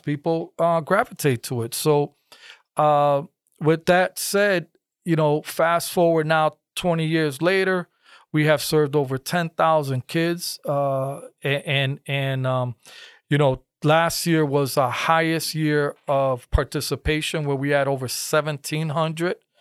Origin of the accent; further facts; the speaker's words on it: Bridgeport, Connecticut, United States; born and raised in Bridgeport